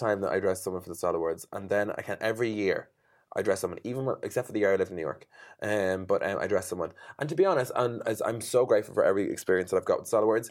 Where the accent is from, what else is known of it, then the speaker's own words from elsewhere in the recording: Ireland; I'm an Irish Irish designer